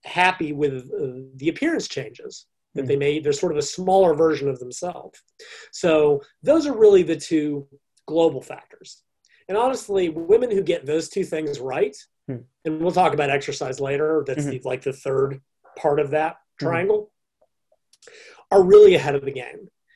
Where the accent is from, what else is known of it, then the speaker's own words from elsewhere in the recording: United States; I'm an American